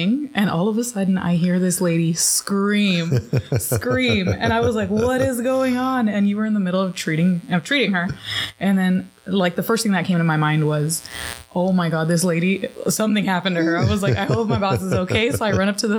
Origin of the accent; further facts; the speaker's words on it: Pasadena, California, United States; also born or lived in San Dimas; I was raised in Pasadena and then I moved over this way